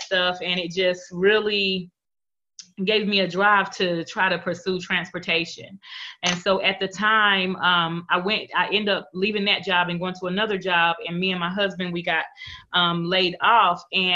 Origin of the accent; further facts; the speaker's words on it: North Carolina, United States; I'm from North Carolina